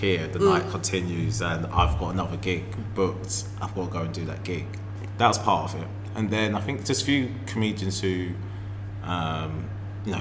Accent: Harlow, East of England, United Kingdom; also born or lived in Birmingham; parents are Jamaican, okay, but I grew up in Essex.

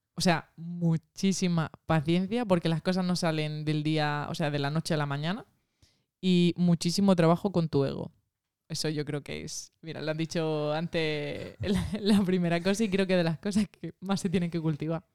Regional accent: Tabernas, Andalusia, Spain; also born or lived in Almería; Yo soy de Taberna, de Almería

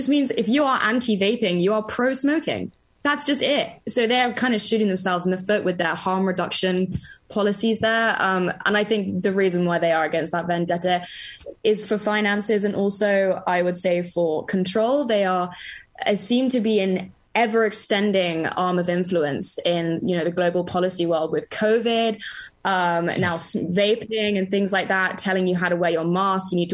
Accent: London, United Kingdom; I grew up in London and also in the country

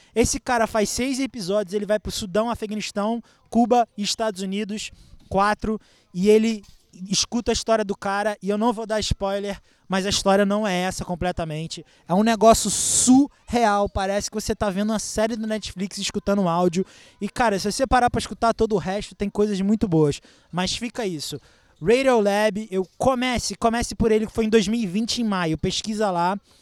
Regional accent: Rio de Janeiro, Brazil; moved away as an adult; now in São Paulo, Brazil; eu sou do Rio

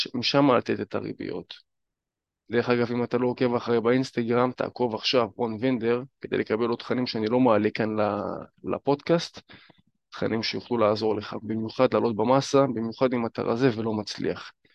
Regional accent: Northern District, Israel; הייתי בפאב אצלנו בצפון

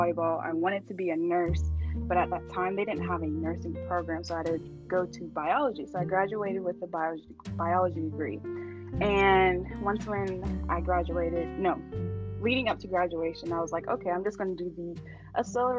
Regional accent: Charleston, South Carolina, United States; born or raised there

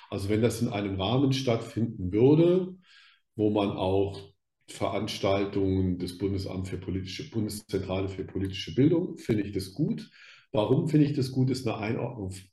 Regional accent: Rhineland-Palatinate, Germany; Ich komme aus der Pfalz, da gab es eine ganz starke Fraktion im Pfälzerwald, da gab es auch eine Wehrsportgruppe

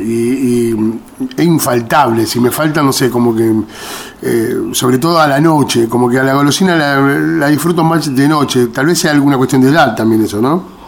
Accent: Argentina; nosotros los argentinos

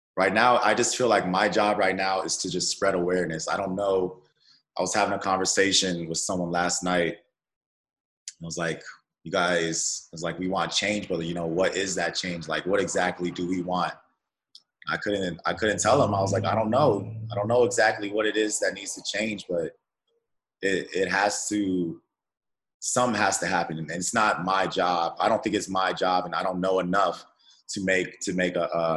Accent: Colorado Springs, Colorado, United States; also born or lived in Pomona, California; Well, I was born in California, in Pomona. I don't know the California too well, because I grew up in Colorado Springs.

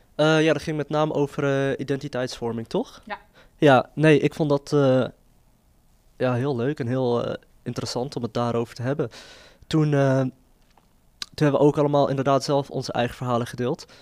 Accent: Netherlands; ik zie mezelf gewoon als Nederlander met een eh, migratieachtergrond. En die achtergrond, die Marokkaanse achtergrond die ik heb

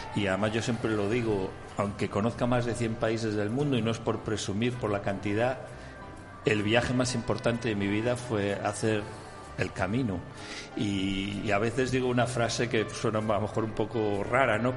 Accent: A Coruña, Galicia, Spain; desde mi ciudad natal, La Coruña.

